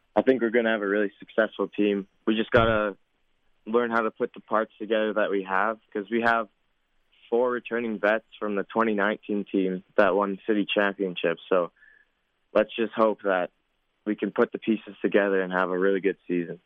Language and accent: English; Saskatoon, Saskatchewan, Canada; my hometown fans